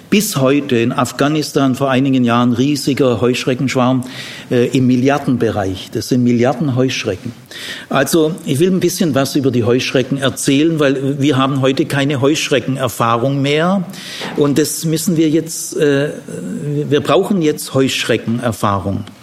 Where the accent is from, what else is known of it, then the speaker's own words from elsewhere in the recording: Ludwigsburg, Baden-Württemberg, Germany; meine Heimat, Landkreis Ludwigsburg, nach vier Tagen nichts Grünes mehr, nichts mehr.